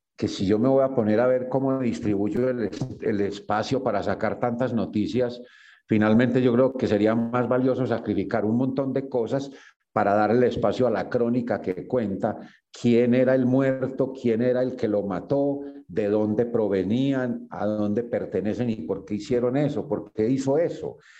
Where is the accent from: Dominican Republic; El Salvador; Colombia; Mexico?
Colombia; Yarumal, Antioquia; Yo soy de Yarumal, Antioquia. Yo viví allá muy buena parte de mi vida, mi infancia toda.